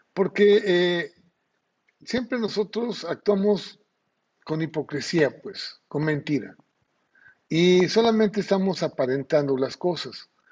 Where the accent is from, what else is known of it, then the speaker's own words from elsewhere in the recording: Mexico; now in Ciudad del Carmen, Mexico; nuestra cultura mexicana o como mexicanos